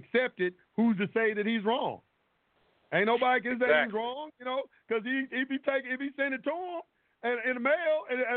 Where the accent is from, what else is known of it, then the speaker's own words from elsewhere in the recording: United States; I was born here in the United States